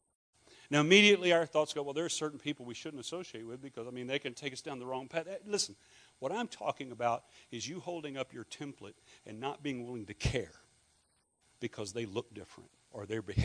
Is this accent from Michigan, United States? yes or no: no; Louisiana, United States; I had a Scottish background, from Louisiana, and most of my family are rednecks.